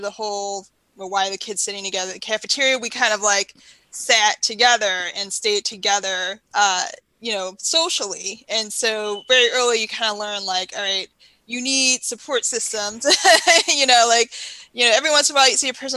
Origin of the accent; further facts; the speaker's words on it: Baltimore, Maryland, United States; So I grew up in Baltimore City